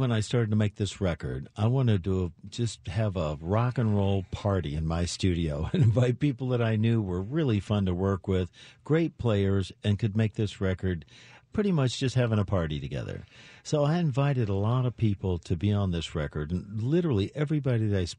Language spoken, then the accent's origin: English; Canada; So being Canadian, as most Canadians are, very humble